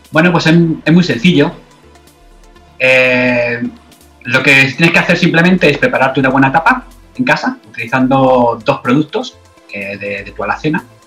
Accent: Madrid, Community of Madrid, Spain; now in Australia; en Madrid, de donde yo soy

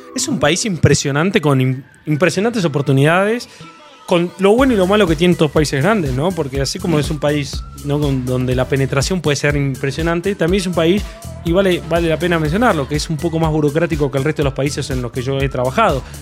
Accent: Argentina; moved away as an adult; now in Mexico; Soy argentino, vine en México hace dos años y medio

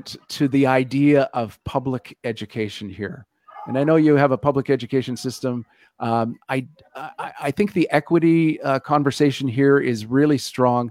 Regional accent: Canada

